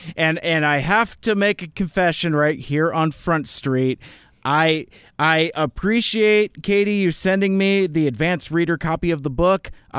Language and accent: English; Seattle, Washington, United States; I've lived here along the I-5 corridor my entire life. I was raised mostly in the North End, in you know kind of a Linwood area.